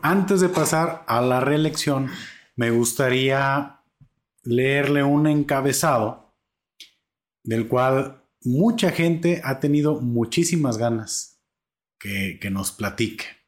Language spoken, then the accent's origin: Spanish; Atotonilco el Alto, Jalisco, Mexico; now in Zapotlanejo, Mexico; yo vengo de Totonilco el Alto